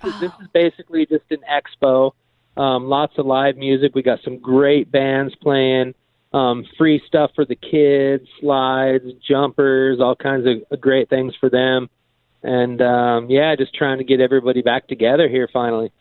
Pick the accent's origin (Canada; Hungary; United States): United States; Escondido, California; also born or lived in Temecula; I grew up in Escondido. I live in Temecula now